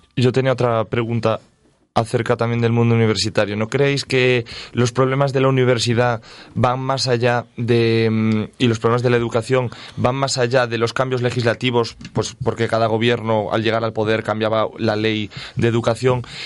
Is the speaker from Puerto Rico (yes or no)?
no; Galicia, Spain; now in Castile and León, Spain; yo soy gallego